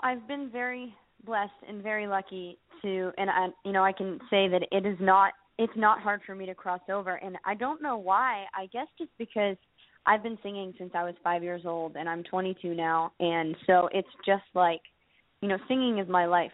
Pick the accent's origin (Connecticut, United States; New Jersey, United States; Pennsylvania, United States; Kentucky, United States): Pennsylvania, United States; Pittsburgh; moved away as an adult; now in Nashville, United States; I'm actually from Pittsburgh, Pennsylvania, and um, and I moved to Nashville a year ago